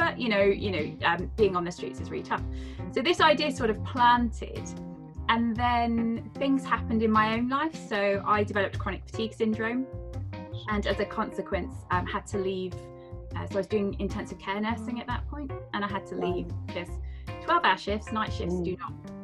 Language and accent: English; Devon, South West England, United Kingdom; moved away as an adult; also born or lived in Edinburgh; I decided to move back to Devon. So I'm from Devon